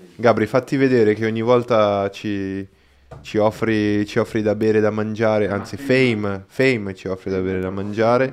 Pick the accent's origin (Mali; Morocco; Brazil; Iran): Brazil; Italian is a second language; now in Italy; io non sono italiano, quindi magari i giocattoli che c'erano in Brasile